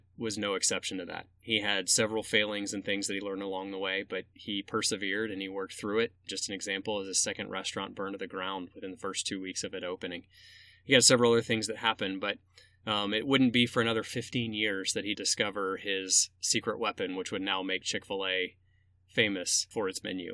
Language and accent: English; Atlanta, Georgia, United States; moved away as an adult; now in Central Illinois, United States; I grew up in Atlanta and I'm the youngest of three